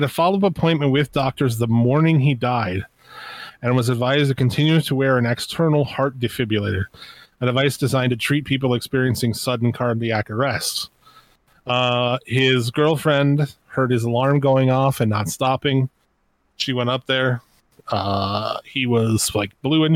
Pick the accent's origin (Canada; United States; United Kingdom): United States; I'm an American